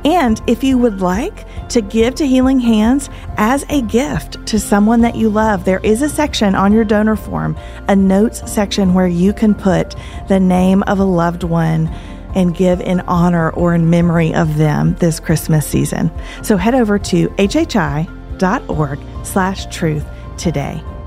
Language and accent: English; Tennessee, United States; We are from Tennessee